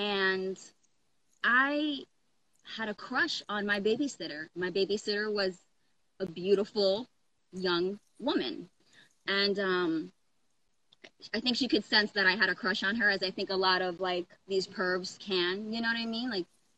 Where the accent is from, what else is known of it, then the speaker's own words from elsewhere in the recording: Brooklyn, New York, United States; born there; also born or lived in Coral Springs / Pittsburgh / Oklahoma / Georgia; I was born in Brooklyn. I lived in Coral Springs for a little bit, moved to Pittsburgh, lived in Oklahoma, lived in Georgia.